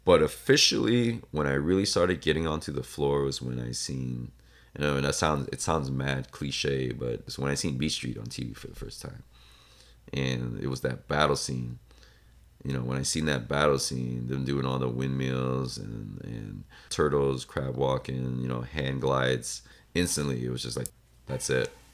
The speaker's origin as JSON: {"language": "English", "country": "Laos", "moved": "yes", "lives_now": "United States", "said": "I am originally from Laos which is in Southeast Asia, right in between Vietnam and Thailand."}